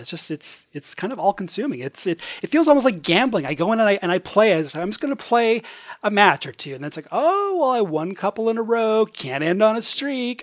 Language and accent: English; Edmonton, Alberta, Canada; now in Toronto, Canada; I am originally from Edmonton, Alberta